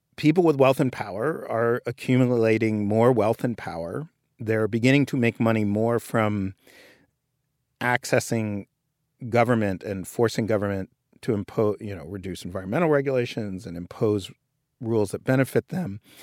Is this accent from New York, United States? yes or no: yes; New York, United States; I grew up in Greenwich Village and I, in New York